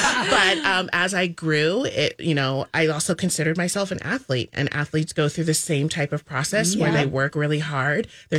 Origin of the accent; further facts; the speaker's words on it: St. Petersburg, Florida, United States; moved away; I grew up in St. Petersburg.